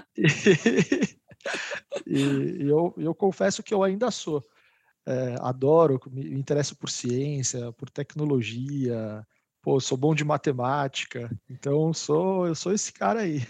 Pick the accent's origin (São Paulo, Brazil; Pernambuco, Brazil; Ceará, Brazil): São Paulo, Brazil; nascidos e criados em São Paulo